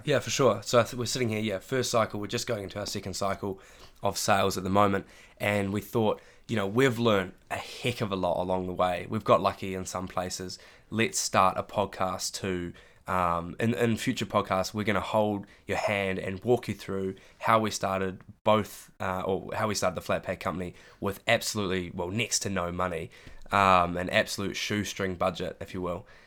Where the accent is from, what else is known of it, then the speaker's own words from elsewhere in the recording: Christchurch, Canterbury, New Zealand; moved away as an adult; now in Dunedin, New Zealand; I'm from Christchurch. Uh, I went to St Andrews College, was my high school.